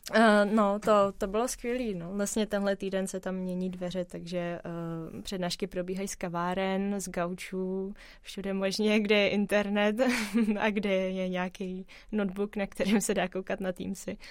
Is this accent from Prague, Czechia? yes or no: yes; Prague, Czechia; protože jsem se narodila v Praze, mám pocit, že tady všechno znám